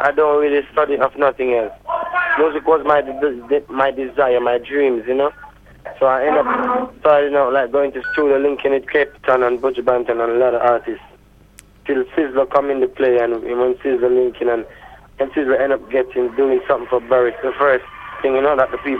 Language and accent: English; Kingston, Jamaica; also born or lived in Montego Bay; in Jamaica, I normally come from Montego Bay, but, you know, I grew up in Kingston, where it's like a small Hollywood in Jamaica